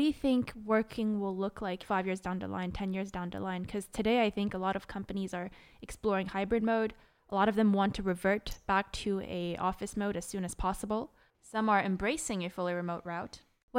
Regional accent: Canada; now in France; I'm a Canadian in France.

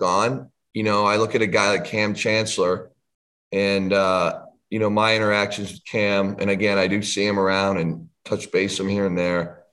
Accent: Canada; as a Canadian kid

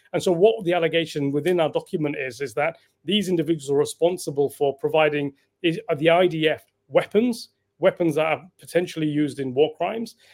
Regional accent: United Kingdom; as British citizens

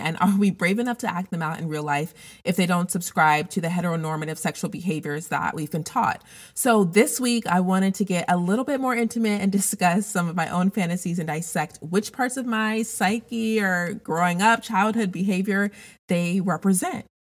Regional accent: Denver, Colorado, United States; I grew up in Denver, Colorado

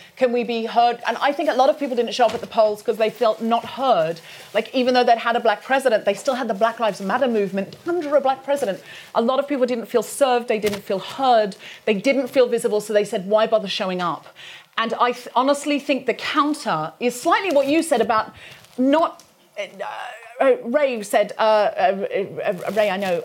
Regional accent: United Kingdom; British people

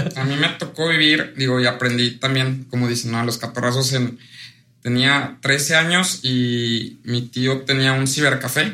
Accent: Orizaba, Veracruz, Mexico; Soy de Orizaba

